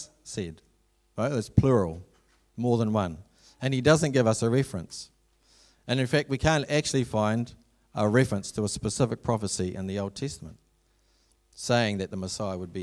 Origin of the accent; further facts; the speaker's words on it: Ngāruawāhia, Waikato, New Zealand; I came from Narrawahia